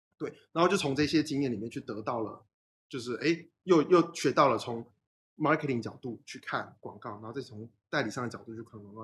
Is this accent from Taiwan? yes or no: yes; Taiwan; 我就是乖乖待在台湾